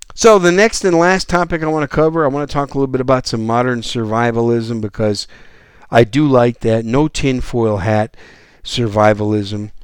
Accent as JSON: {"language": "English", "town": "Green Bay", "region": "Wisconsin", "country": "United States", "tie": "born or raised there", "also_born_or_lived": "New York City", "moved": "as an adult", "lives_now": "San Antonio, United States", "said": "I was born in New York City, but when I was three years old, we moved to Wisconsin, and I was raised just outside of Green Bay, Wisconsin, in the cold weather."}